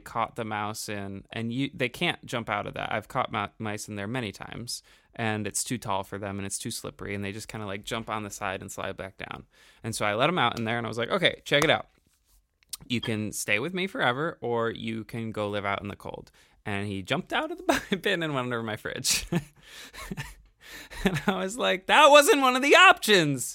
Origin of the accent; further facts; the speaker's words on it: New York, United States; us growing up in New York